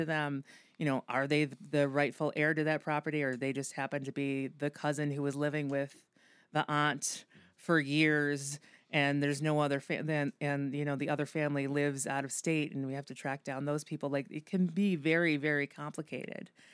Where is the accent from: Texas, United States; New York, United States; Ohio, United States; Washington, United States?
New York, United States; Amherst; moved away as an adult; also born or lived in Boston; now in Buffalo, United States; I grew up in Western New York. I grew up in Amherst, went to Amherst Central High School